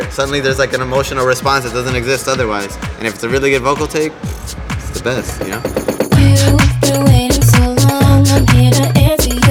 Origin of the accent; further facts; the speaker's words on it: Chicago, Illinois, United States; moved away as an adult; also born or lived in Los Angeles; now in New York, United States; Growing up in Chicago in the 90s